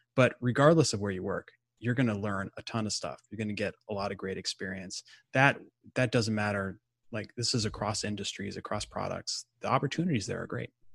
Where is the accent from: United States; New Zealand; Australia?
United States; Midwest; now in Atlanta, United States; I'm from the Midwest originally